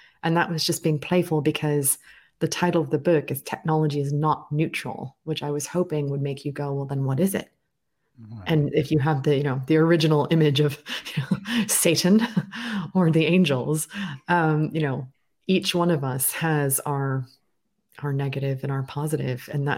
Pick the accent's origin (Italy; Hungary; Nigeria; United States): United States; accent: slightly transatlantic; now in United Kingdom; I live in the United Kingdom, but I was born and raised in the United States. So I have a slightly transatlantic accent and perspective on many affairs